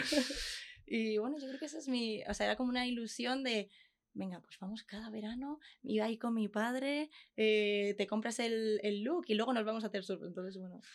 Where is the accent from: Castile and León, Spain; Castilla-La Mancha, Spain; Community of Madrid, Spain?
Castilla-La Mancha, Spain; Consuegra; nosotros somos de Consuegra, un pueblo de Toledo